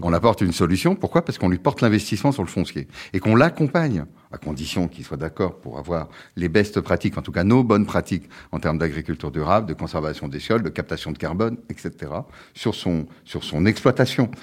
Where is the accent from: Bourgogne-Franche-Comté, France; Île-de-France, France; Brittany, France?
Brittany, France; also born or lived in Quebec; je suis breton, français et européen